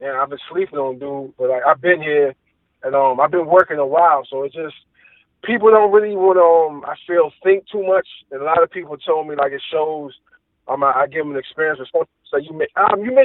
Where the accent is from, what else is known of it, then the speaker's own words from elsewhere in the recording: Richmond, Virginia, United States; I was born in Richmond, Virginia. I grew up around a lot of foster brothers at that early age, second, third grade